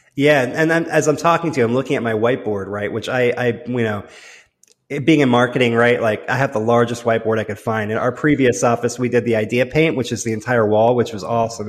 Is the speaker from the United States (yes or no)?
no; London, United Kingdom; I was born in London